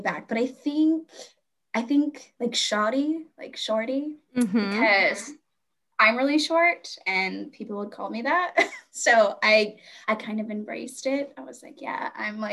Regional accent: Hanford, California, United States; am from the Central Valley in California. There's a bunch of like small farmer towns where we have a lot of agriculture. I went to high school in a really small town called Hanford, California.

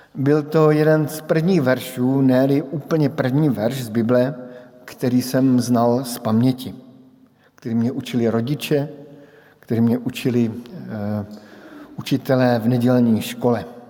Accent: Brno, South Moravian Region, Czechia; born or raised there; moved away as an adult

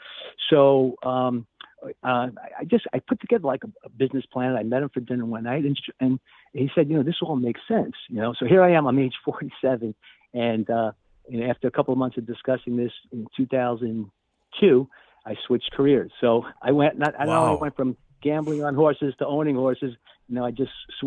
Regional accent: New York City, New York, United States; I grew up in the Bronx

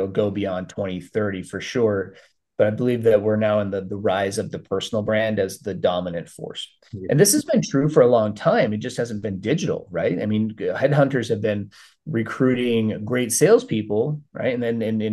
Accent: Minnesota, United States; grew up in Minnesota, grew up as a Vikings fan

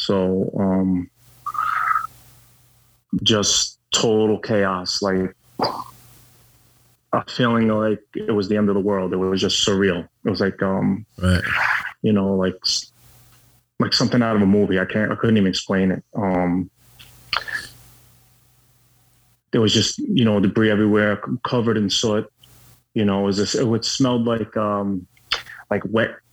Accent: New York, United States; I was born and bred in New York

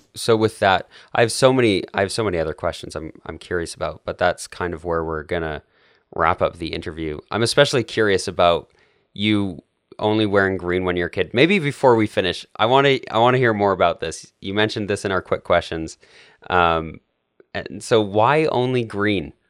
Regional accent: Canada; now in United States; I'm Canadian

